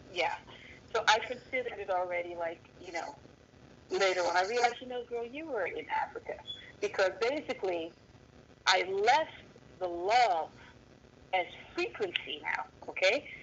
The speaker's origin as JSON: {"language": "English", "country": "Netherlands", "tie": "born or raised there", "also_born_or_lived": "Virginia, United States", "moved": "yes", "said": "was raised in the Netherlands in Europe"}